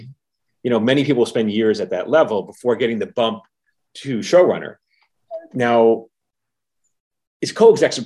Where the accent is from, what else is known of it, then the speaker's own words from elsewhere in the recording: New York, United States; I'm from New York